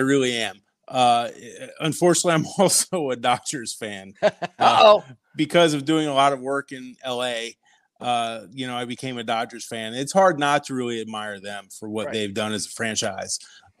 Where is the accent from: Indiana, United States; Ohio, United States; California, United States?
Ohio, United States; Cincinnati; I grew up on the West Side.